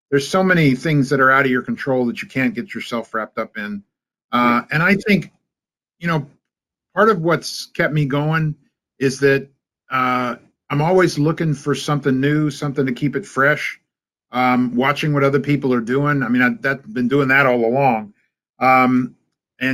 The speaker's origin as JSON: {"language": "English", "region": "California", "country": "United States", "tie": "born or raised there", "also_born_or_lived": "Los Angeles, California", "moved": "as an adult", "lives_now": "Atlanta, United States", "said": "I grew up in California"}